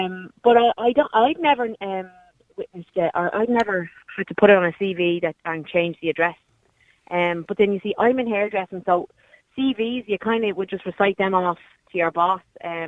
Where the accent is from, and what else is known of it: Ballyfermot, Leinster, Ireland